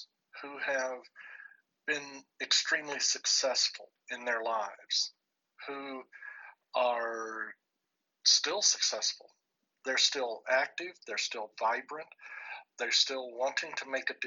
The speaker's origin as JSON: {"language": "English", "region": "New Mexico", "country": "United States", "tie": "born or raised there", "said": "my home state of New Mexico"}